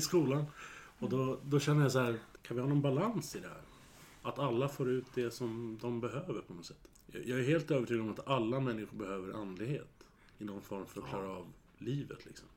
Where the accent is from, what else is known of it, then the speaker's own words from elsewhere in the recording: Södertälje, Stockholm County, Sweden; Jag är ju född och uppvuxen i Södertälje